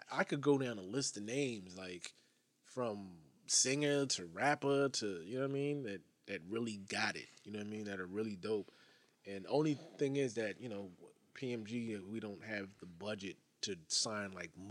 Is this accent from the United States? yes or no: yes; Connecticut, United States; and I'm not even just saying it's just because I'm from Connecticut or being biased in any way, shape, or form.